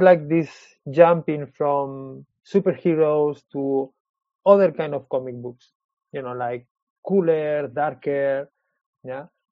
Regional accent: Spain; English is a second language; moved away as an adult; also born or lived in Switzerland / London, United Kingdom; now in Marseille, France; I born in Switzerland, because my parents they were working over there, and when I was four years old, they moved to Spain

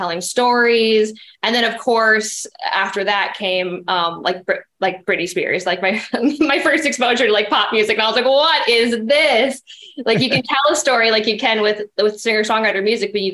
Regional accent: Wisconsin, United States; now in Los Angeles, United States; born and raised in Wisconsin, more cows than humans

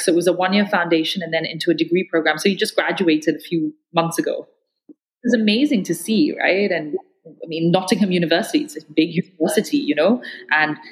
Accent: Malaysia; as a Malaysian

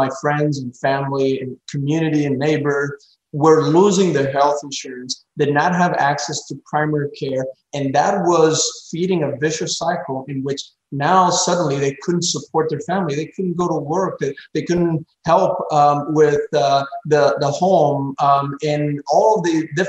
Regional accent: Pembroke Pines, Florida, United States; there was an abandoned Circuit City in this corner of my hometown, Pembroke Pines, Florida, in Broward County.

